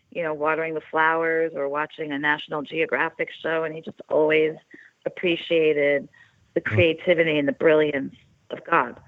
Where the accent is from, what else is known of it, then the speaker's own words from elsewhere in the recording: Oceanside, New York, United States; I'm from New York. I'm from Long, Long Island. I'm from Oceanside. I'm from 222 Skillman Avenue